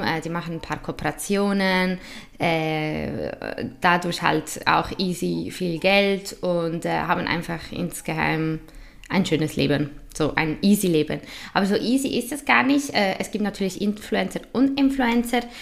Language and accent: German; Switzerland; accent: typisch schweizerisch; Also ich habe ja italienische und spanische Wurzeln, aber in der Schweiz